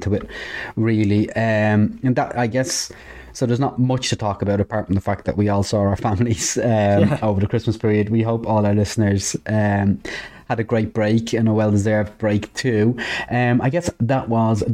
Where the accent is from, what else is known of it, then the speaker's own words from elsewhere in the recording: Dublin, Leinster, Ireland; I'm from Dublin.